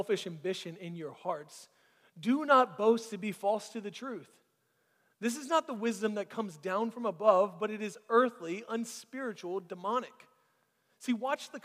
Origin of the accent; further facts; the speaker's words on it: Florida, United States; now in Alpharetta, United States; I grew up under the poverty line in Florida